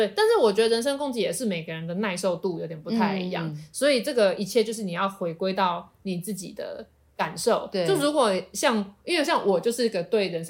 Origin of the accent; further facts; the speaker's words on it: Taiwan; 对，我们就是台湾的创作者，再加上台制的蜡笔做一个 package